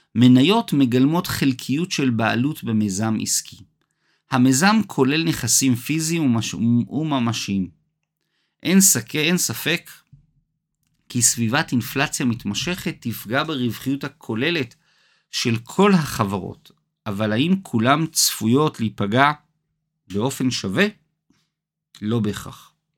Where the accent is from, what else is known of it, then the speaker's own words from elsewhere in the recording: Israel; הזיכרון הקולקטיבי הכואב שלנו, כישראלים